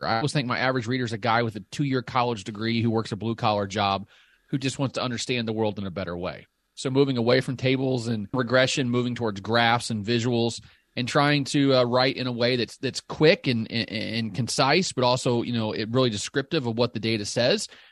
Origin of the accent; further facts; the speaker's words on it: Southern Illinois, United States; accent: Southern; I grew up in Southern Illinois